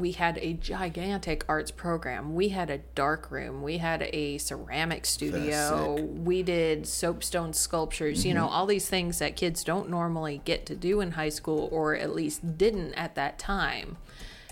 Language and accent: English; Upper Peninsula of Michigan, United States; moved away as an adult; also born or lived in Ann Arbor, Michigan; now in Winston-Salem, United States; I'm from the Upper Peninsula of Michigan, you know, generally. I was born and raised half my life up there, and then we migrated to pretty much the Ann Arbor area of Michigan, and I spent another 10 years there